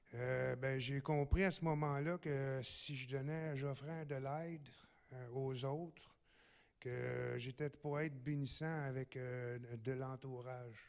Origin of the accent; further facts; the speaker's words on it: Gatineau, Quebec, Canada; Je suis natif aussi de Gatineau